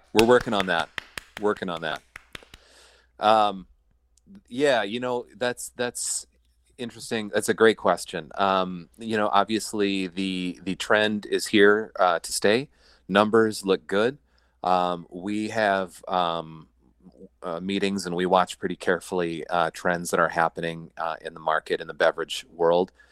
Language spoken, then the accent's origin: English; Iowa, United States; moved away as an adult; also born or lived in South Dakota; now in Minneapolis, United States; I was born in Iowa, went to college out in South Dakota, and then, uh, moved to Minneapolis